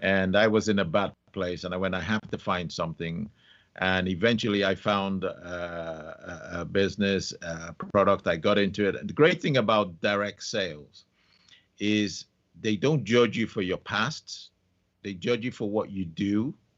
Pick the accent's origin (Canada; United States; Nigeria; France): Nigeria; also born or lived in London; I was six weeks old when my parents took me to Nigeria, and I was brought up in Nigeria.